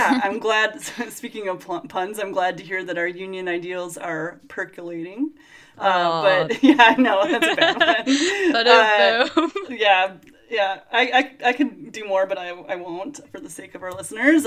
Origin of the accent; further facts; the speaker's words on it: Michigan, United States; moved away; back home, in my home state of Michigan